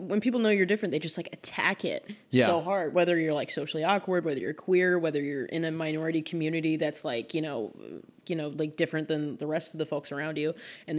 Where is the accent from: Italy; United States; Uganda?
United States; Kansas City; moved away as an adult; also born or lived in New York; now in Los Angeles, United States; I had this like studio residency in my hometown of Kansas City.